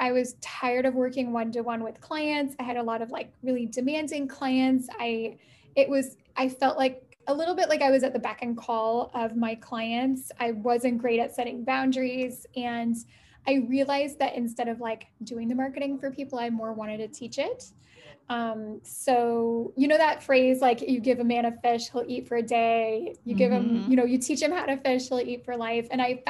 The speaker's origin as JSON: {"language": "English", "country": "Canada", "also_born_or_lived": "Italy", "said": "So I am in Canada. I'm Canadian. I live in Ottawa."}